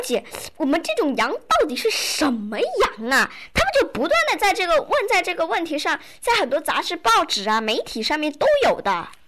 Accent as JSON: {"language": "Chinese", "country": "China", "said": "我们中国人过新年呢"}